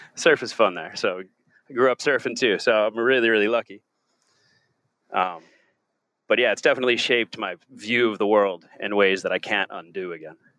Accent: Southampton, New York, United States; moved away as an adult; also born or lived in Mattituck, New York / Oahu, Hawaii; now in Ireland; I grew up in Long Island, the East End of Long Island, um, to be specific, uh, Southampton

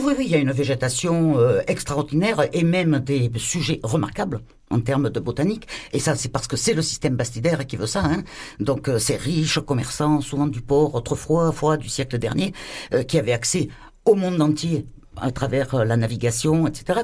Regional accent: Marseille, Provence-Alpes-Côte d'Azur, France; En tant que Marseillais, vraiment de base

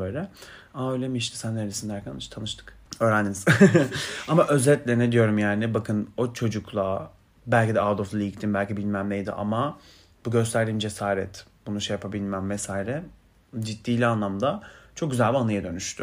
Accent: Turkey; I'm Turkish

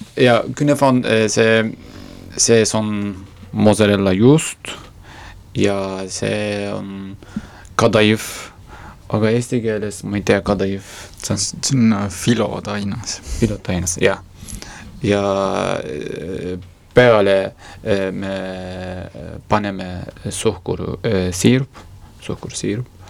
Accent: Kars, Kars Province, Turkey; Estonian is a second language; moved away as an adult; now in Estonia; mina olen pärit Karsist

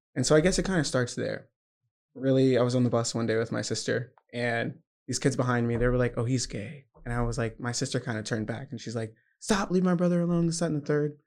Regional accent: Georgia, United States; I'm from Georgia, very southern

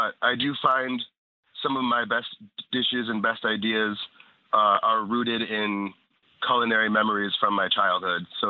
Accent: Rochester, New York, United States; moved away as an adult; also born or lived in Catskills, New York; now in Sullivan County, United States; I'm actually from Rochester, New York

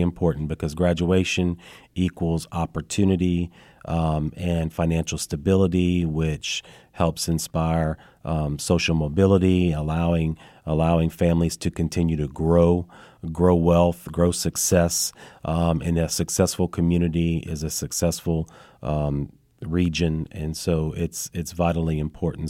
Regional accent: Lafayette, Louisiana, United States; moved away as an adult; also born or lived in North Shore, Louisiana; now in Madisonville, United States; I'm originally from the Lafayette area

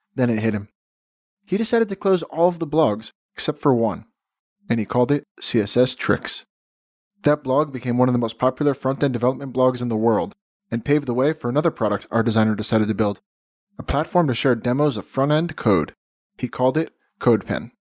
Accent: Miami, Florida, United States; moved away as an adult; now in Tel Aviv, Israel; I'm actually from, uh, Miami originally, living in Tel Aviv

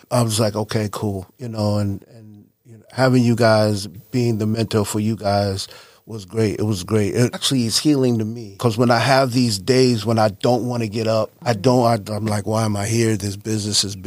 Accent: Mount Vernon, New York, United States; moved away; I'm originally from Mount Vernon, New York.

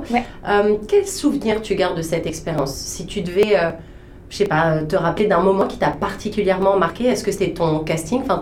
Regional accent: France

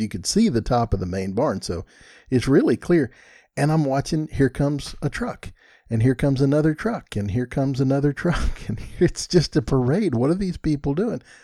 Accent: Texas, United States; I'm from Texas

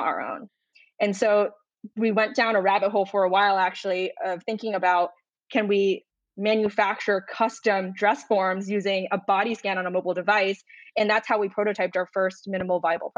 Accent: Rhode Island, United States; moved away as an adult; now in Chicago, United States; I grew up in Rhode Island

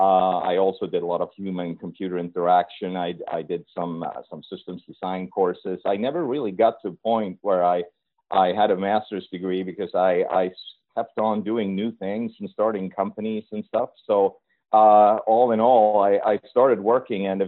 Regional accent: northern Sweden, Sweden; now in Chicago, United States; I'm born and raised in Sweden, actually in the northern part of Sweden

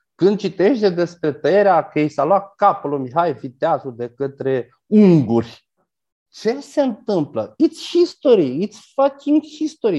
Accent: Galați, Galați County, Romania; adolescent fiind, când cu gașca mea am vrut să intrăm într-un club la mine la Galați

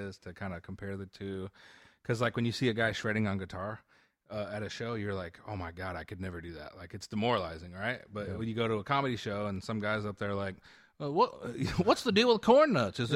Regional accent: Texas, United States; moved away; also born or lived in California; I grew up in Texas.

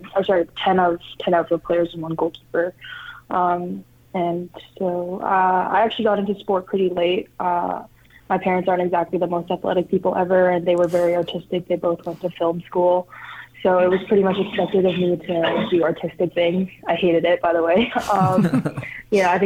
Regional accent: Canada; moved away; growing up in Canada, hockey's a big deal

